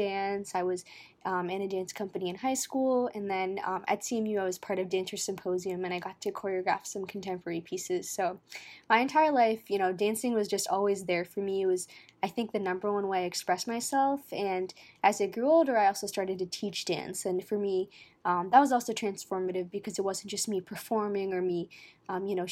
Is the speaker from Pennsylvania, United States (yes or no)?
yes; Pittsburgh, Pennsylvania, United States; I was born at the hospital across from my childhood home, and that's where my family settled